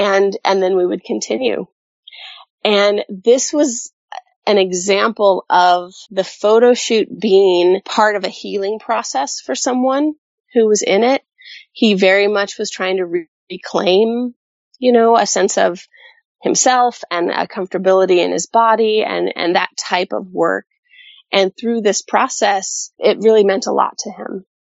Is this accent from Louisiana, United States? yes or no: no; Colorado, United States; also born or lived in South Texas / California; I'm a Colorado kid at heart. That's where I was born. But I spent a lot of time in South Texas. And most of my time has been in California.